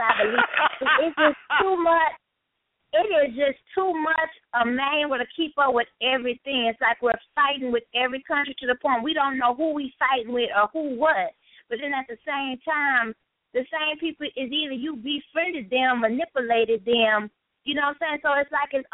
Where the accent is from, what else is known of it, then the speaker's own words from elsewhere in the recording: Louisiana, United States; now in East Coast, United States; I'm here on the East Coast, but I'm originally from Louisiana